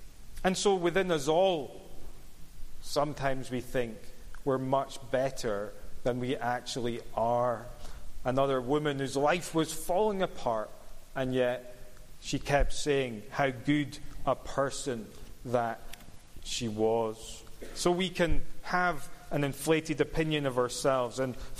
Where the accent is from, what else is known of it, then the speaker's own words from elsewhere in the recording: Cumbernauld, Scotland, United Kingdom; Or it's because I grew up in Cumbernauld. What do you expect?